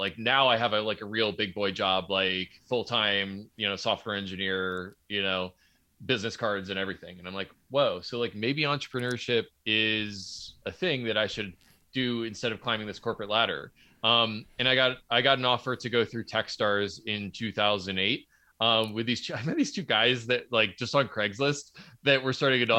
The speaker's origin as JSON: {"language": "English", "region": "Pennsylvania", "country": "United States", "said": "I'm from Southeastern Pennsylvania, and my father was a physics professor."}